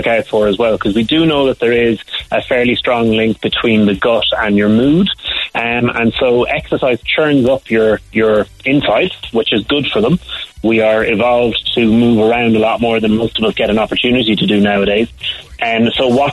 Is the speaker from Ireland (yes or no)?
yes; Cork, Munster, Ireland; I grew up sort of out the Bandon Road a bit.